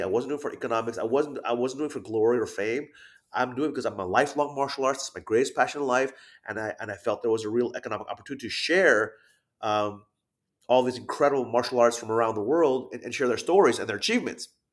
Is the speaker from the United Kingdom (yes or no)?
no; Thailand; moved away; I'm half Thai, half Japanese, even though I grew up in Thailand as a kid